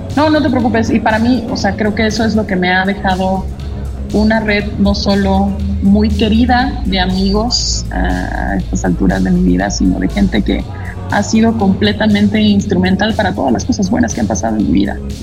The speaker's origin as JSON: {"language": "Spanish", "region": "Mexico City", "country": "Mexico", "tie": "born or raised there", "said": "yo nací en la Ciudad de México, que siempre he vivido en la Ciudad de México"}